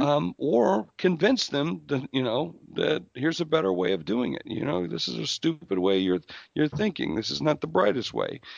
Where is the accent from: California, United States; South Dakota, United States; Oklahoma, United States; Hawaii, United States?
South Dakota, United States; I'm from South Dakota, where, quite frankly, you know, they don't care